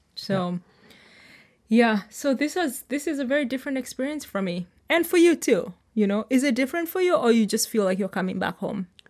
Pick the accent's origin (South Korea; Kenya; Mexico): Kenya; moved away as an adult; now in Sonoma County, United States; I am Kenyan, I am, like, I'm new to America